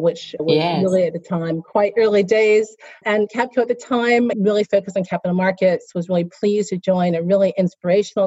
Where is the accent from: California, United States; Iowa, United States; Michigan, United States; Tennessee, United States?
California, United States; moved away as an adult; also born or lived in New York / Geneva / Hong Kong / Singapore; now in Switzerland; I'm a Chinese American born and raised in California, grew up in a family of immigrants